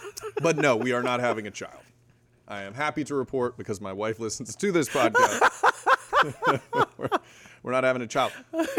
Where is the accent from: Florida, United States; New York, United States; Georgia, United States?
Florida, United States; South; I grew up in South Florida.